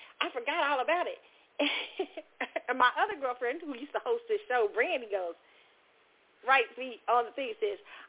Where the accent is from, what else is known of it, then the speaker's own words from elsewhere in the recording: Kansas City, United States; moved away; my favorite places in Kansas City when I go home